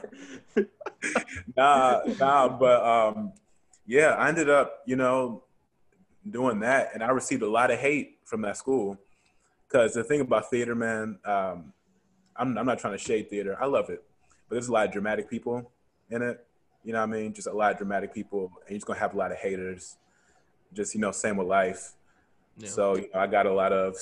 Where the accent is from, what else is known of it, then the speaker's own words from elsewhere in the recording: Cincinnati, Ohio, United States; moved away as an adult; now in Pittsburgh, United States; I'm from Cincinnati, Ohio, and I transferred out here